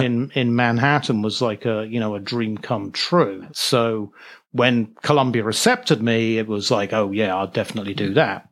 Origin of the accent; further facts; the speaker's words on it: Norwich, East of England, United Kingdom; moved away as an adult; also born or lived in Liverpool / New York City; I'm from Norwich, England. I was born in Norwich, which is, uh, uh, a small city over in, near the east coast of England, about a hundred miles northeast of London. So that's where I was born, and that's where I lived until I went to university in Liverpool